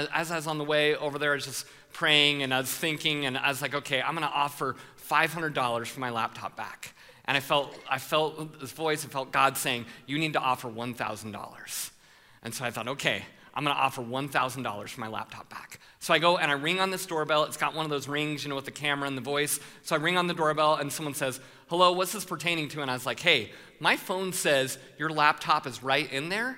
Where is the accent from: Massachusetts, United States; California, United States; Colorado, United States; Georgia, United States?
Colorado, United States; I'm from Colorado